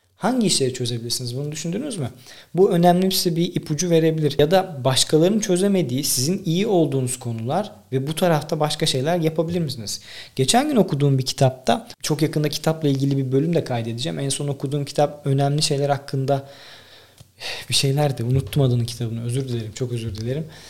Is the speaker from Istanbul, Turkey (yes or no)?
no; Tekirdağ, Turkey; Benim babam gözlükçü. Ben 1,5-2 yaşından beri esnaf çocuğuyum. Dükkanda büyüdüm. Tekirdağ'daki bütün esnafı tanırım.